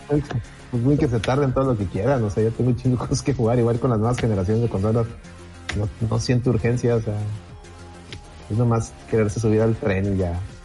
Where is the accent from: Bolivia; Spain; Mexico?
Mexico; Monterrey, Nuevo León; somos de Monterrey